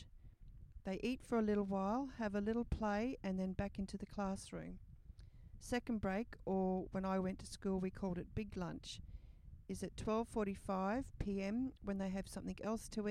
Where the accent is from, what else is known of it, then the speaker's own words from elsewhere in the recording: Australia; it's so hot and humid where I'm from